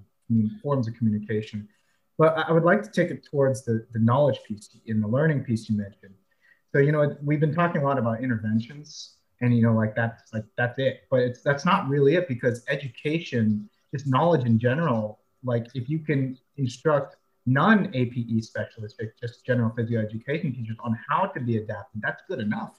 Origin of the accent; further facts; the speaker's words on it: California, United States; moved away as an adult; now in Alabama, United States; I'm from California, I was born and raised there, but now I'm in Alabama